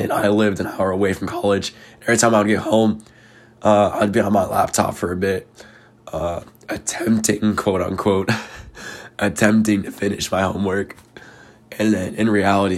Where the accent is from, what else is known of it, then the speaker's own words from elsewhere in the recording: Queen Creek, Arizona, United States; I'm not from Phoenix, though. I'm from Queen Creek.